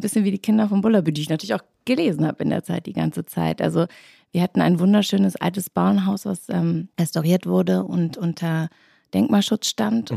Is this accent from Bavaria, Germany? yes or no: yes; rural Bavaria near Holzkirchen, Germany; moved away as an adult; also born or lived in Hamburg; now in Berlin, Germany; wir kommen nämlich ursprünglich alle aus Hamburg und sind dann für die Serie für meinen Vater oder mit ihm nach äh, München gezogen. Und äh, dann direkt aufs Land, ein kleiner Ort, wunderschön, zwischen Saulach und Holzkirchen